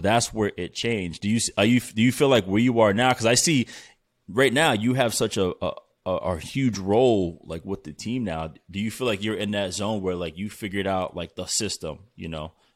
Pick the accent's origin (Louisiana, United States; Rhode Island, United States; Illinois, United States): Rhode Island, United States; Providence; I'm from Providence